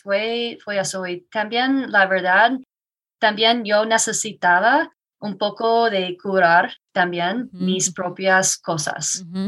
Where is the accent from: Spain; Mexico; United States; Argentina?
United States; Iowa; Spanish is a second language; moved away as an adult; now in Woodland Park, United States; me mudé aquí hace seis años soy de Iowa.